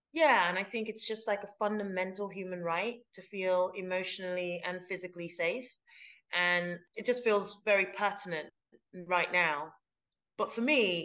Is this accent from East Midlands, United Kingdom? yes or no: no; London, United Kingdom; moved away as an adult; now in Glasgow, United Kingdom; I've lived in Glasgow for like 13 years now, but I grew up in London